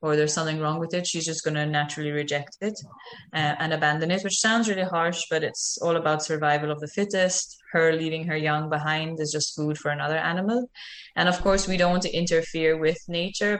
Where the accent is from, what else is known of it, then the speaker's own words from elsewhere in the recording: Malta; moved away as an adult; now in Costa Rica; I'm from Malta, which is a very tiny island in the Mediterranean